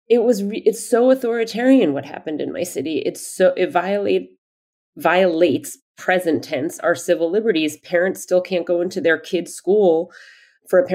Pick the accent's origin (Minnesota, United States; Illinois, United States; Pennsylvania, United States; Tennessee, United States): Pennsylvania, United States; Easton; also born or lived in Bethlehem, Pennsylvania; now in New York City, United States; I grew up in Pennsylvania and I lived in Easton, Pennsylvania, but went to school in Bethlehem, Pennsylvania